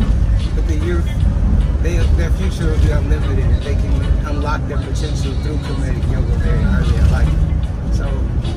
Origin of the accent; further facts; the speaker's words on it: Houston, Texas, United States; moved away as an adult; also born or lived in New York; now in Washington, D.C., United States; I'm originally from Houston, Texas, and I currently live in DC